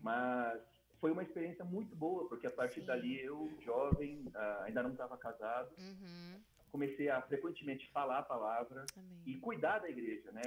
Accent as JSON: {"language": "Portuguese", "region": "São Paulo", "country": "Brazil", "also_born_or_lived": "Dom Eliseu, Pará", "moved": "as an adult", "said": "Quando eu saí de São Paulo, mesmo com 26 anos"}